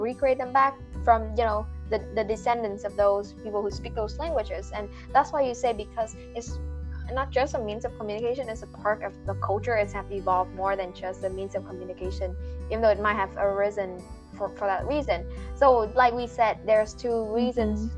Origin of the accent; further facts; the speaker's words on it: Vietnam; English is a second language; moved away as an adult; now in United States; we're vietnamese students who study in america for five years